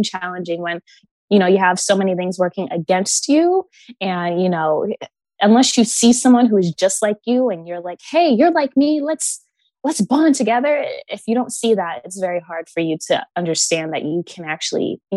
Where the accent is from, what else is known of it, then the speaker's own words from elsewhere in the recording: Connecticut, United States; also born or lived in Baltimore, Maryland; I was born in Baltimore up until I was 5. And then I moved to Connecticut, where I was literally the only Black girl in town